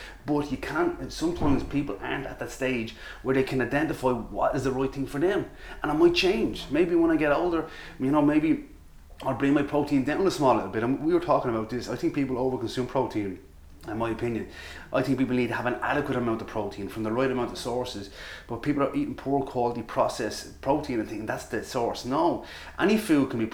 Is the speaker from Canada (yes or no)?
no; Ireland; accent: Irish; With my Irish accent